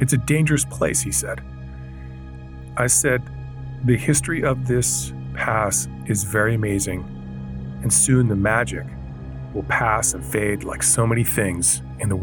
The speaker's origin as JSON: {"language": "English", "town": "Vancouver", "region": "British Columbia", "country": "Canada", "said": "I come from Vancouver, Canada."}